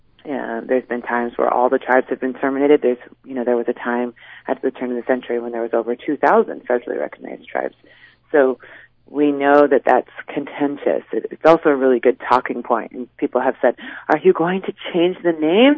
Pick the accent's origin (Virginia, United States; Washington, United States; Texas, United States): Washington, United States; I grew up in the Sunamish tribe with my mom and my dad